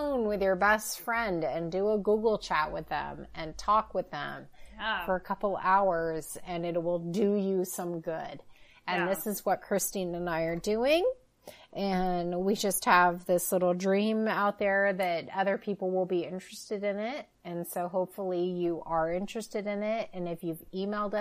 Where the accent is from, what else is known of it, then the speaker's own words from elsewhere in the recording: Oregon, United States; I'm born and raised in Oregon.